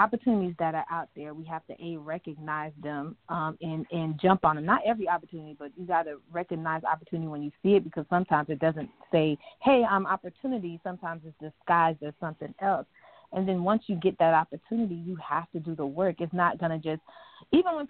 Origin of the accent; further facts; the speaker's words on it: Fort Myers, Florida, United States; now in Tampa, United States; I'm originally from Fort Myers